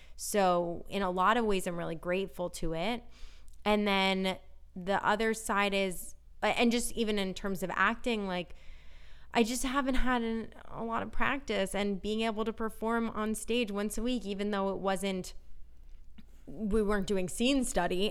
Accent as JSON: {"language": "English", "region": "Northern California", "country": "United States", "lives_now": "Los Angeles, United States", "said": "we're from Northern California"}